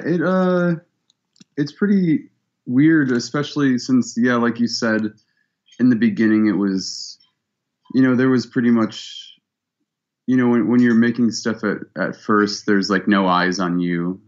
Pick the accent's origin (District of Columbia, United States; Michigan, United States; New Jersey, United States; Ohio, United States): Ohio, United States; Cleveland; also born or lived in Columbus, Ohio; I was born in Columbus, and I grew up in Cleveland